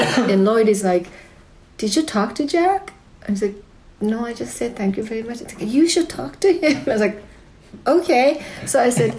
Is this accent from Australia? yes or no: no; Japan; now in New York, United States; I'm from Japan